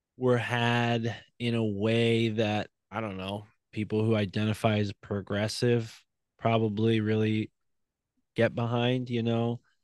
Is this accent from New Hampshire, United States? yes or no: no; Milford, Connecticut, United States; I was raised in New Haven County in a town named Milford outside of New Haven